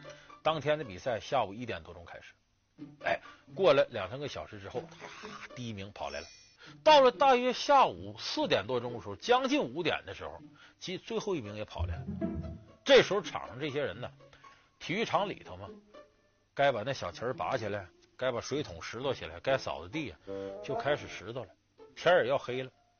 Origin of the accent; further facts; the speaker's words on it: China; 其实这一点呢，对于我们中国人来讲，同样具有强烈的激励作用。